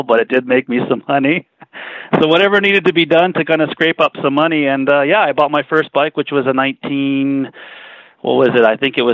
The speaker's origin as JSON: {"language": "English", "town": "Winnipeg", "region": "Manitoba", "country": "Canada", "tie": "born or raised there", "moved": "yes", "lives_now": "Calgary, Canada", "said": "I was born and raised in East Kildonan"}